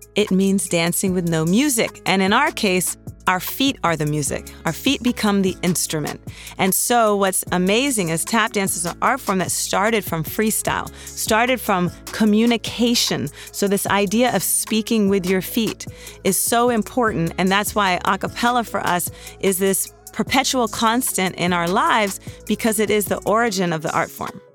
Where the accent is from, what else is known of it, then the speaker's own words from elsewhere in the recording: Washington, District of Columbia, United States; also born or lived in New York City; now in Los Angeles, United States; We are from Washington, D.C., and we currently live between Los Angeles and New York City.